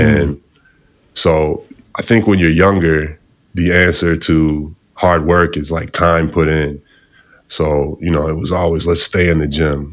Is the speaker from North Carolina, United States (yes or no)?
no; outside Chicago, Illinois, United States; I'm outside from Chicago. Uh, grew up out there, still live there now with my family